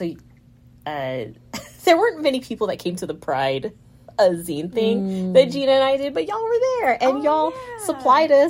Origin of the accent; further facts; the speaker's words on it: Vallejo, California, United States; I was born in Vallejo.